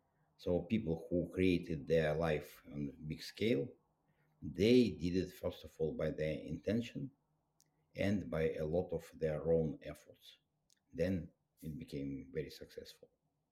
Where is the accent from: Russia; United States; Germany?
Russia; English is a second language; And I was raised up in Soviet Union. It was a very tough country. It was very tough conditions.